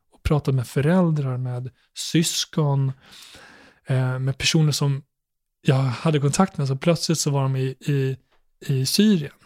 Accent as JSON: {"language": "Swedish", "town": "Borlänge", "region": "Dalarna County", "country": "Sweden", "tie": "born or raised there", "said": "när jag växte upp i Borlänge"}